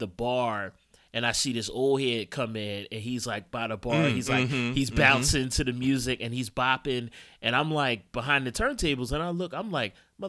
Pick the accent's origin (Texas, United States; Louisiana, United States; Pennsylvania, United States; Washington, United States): Pennsylvania, United States; Philadelphia; I'm from Uptown, West Oak Lane. So Northwest Philadelphia, as they say. So right around 68th and Broad.